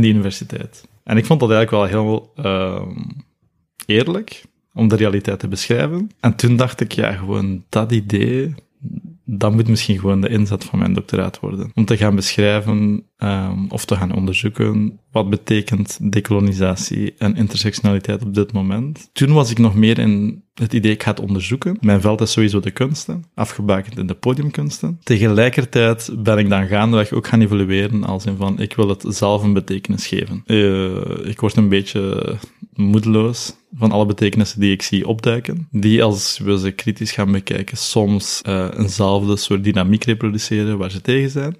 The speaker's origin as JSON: {"language": "Dutch", "country": "Belgium", "tie": "born or raised there", "also_born_or_lived": "Nepal", "first_language": "Nepali", "said": "ik hier eigenlijk in België met eh, witte ouders ben opgegroeid"}